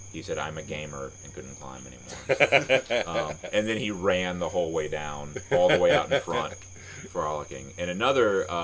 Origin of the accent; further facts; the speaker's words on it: Destin, Florida, United States; moved away as an adult; also born or lived in Japan / Richmond / Austin / Tuscaloosa; I grew up in Destin.